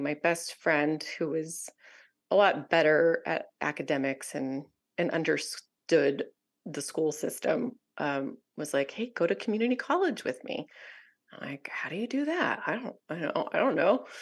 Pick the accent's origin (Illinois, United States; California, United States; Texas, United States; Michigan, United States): California, United States; Southern; I was raised in Southern California, mostly by my single mom